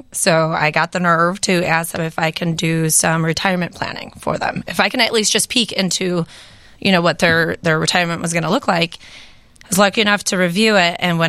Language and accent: English; Addison, Illinois, United States; Born in Addison, grew up there, and I went to UIC for a little bit of college.